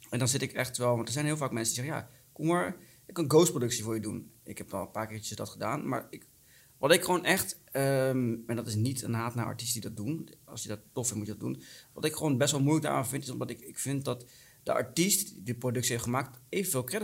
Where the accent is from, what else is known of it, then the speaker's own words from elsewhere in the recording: Sri Lanka; now in Netherlands; ik woon 28 jaar in Nederland. Mhm. Ik kom uit Sri Lanka maar we zijn gewoon blank.